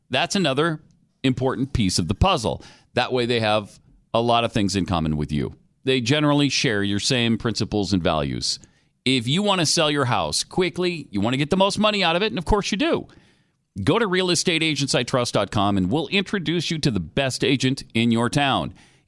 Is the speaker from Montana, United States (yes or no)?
yes; Helena, Montana, United States; moved away; when I was a kid, growing up in Montana